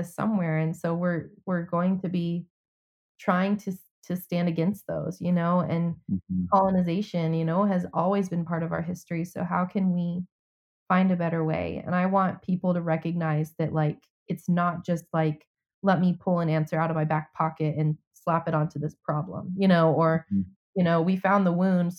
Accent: United States; now in Atlanta, United States

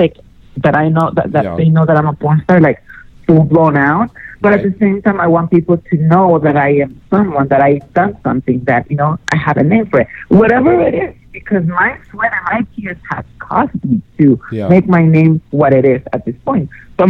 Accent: Denver, Colorado, United States; this is Exotica Denver, my hometown.

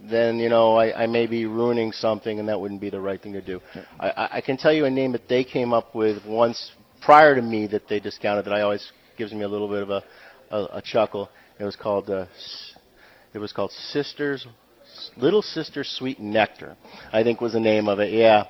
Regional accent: New England, United States; Yeah, I'm from New England.

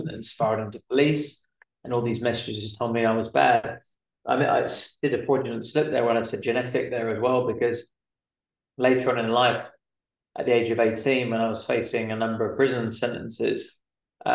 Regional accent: London, United Kingdom; I'm from London originally, just outside of London anyway.

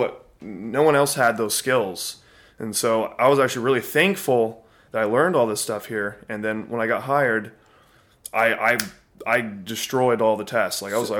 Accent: Montgomery, Texas, United States

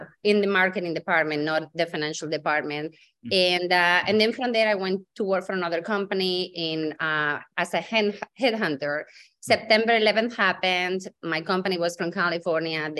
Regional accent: Santander, Cantabria, Spain; English is a second language; also born or lived in Dublin, Ireland / London, United Kingdom; now in Massachusetts, United States; I'm originally from Spain, born and bred in on the north side of Spain, a small town called Santander

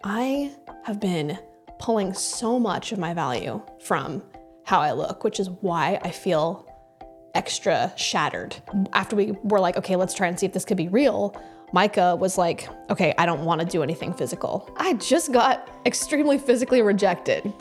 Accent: Kansas, United States; moved away as an adult; also born or lived in New York; I grew up in Kansas

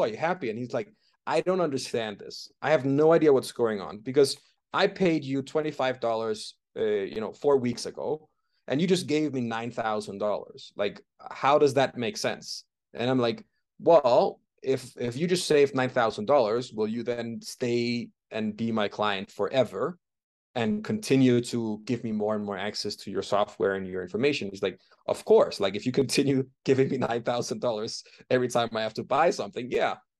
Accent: Denmark; moved away as an adult; also born or lived in London, United Kingdom; now in Bogotá, Colombia; I'm originally from Denmark

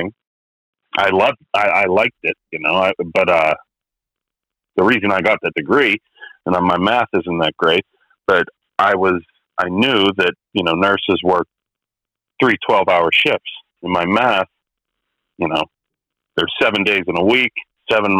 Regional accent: McKeesport, Pennsylvania, United States; I'm from McKeesport, Pennsylvania

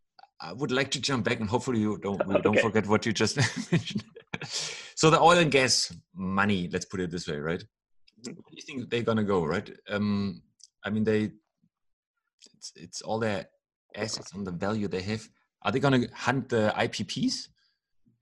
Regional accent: Germany; I'm from Germany

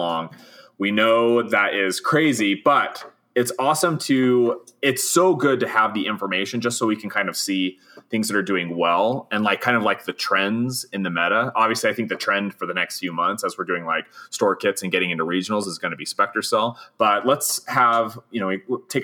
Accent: Hoytsville, Utah, United States; I am a hick from Hoytsville

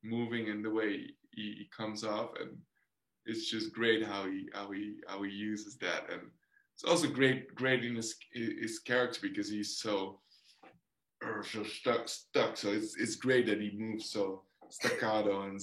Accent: Netherlands; English is a second language

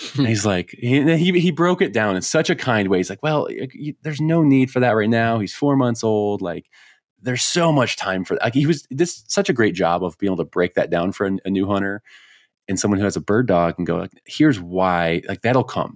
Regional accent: Chicago, Illinois, United States; now in Colorado, United States; I grew up in Chicago

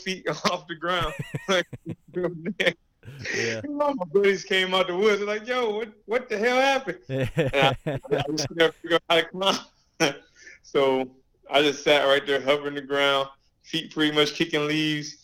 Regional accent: Illinois, United States; moved away as an adult; now in New Jersey, United States; I'm not from New Jersey. I'm from Illinois. I'm a Midwest boy.

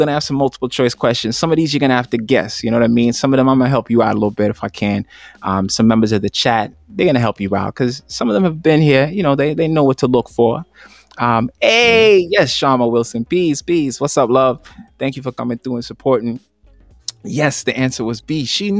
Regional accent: Jamaica; Remember, I'm Jamaican.

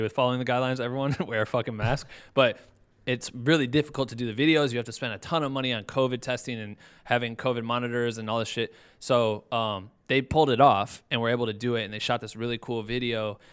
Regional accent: Iowa, United States; now in Los Angeles, United States; I'm from Iowa

